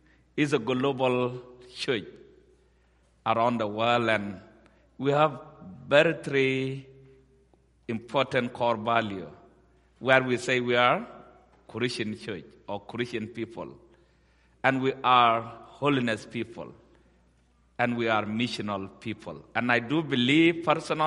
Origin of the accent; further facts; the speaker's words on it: Ethiopia; also born or lived in South Sudan; I was born in South Sudan or Sudan, and I grew up in Ethiopia